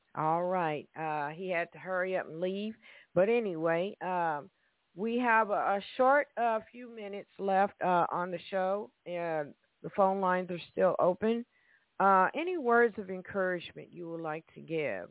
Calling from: Evansville, Indiana, United States; calling from Evansville, Indiana

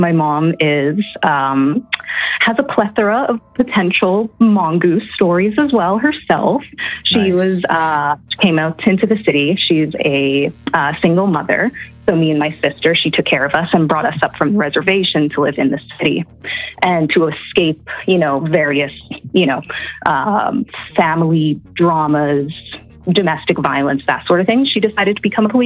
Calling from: Calgary, Alberta, Canada; I'm calling from Calgary, Alberta, Canada

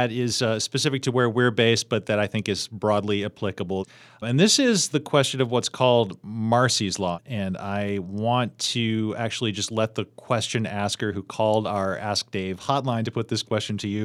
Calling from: Pittsburgh, Pennsylvania, United States; I am from Pittsburgh.

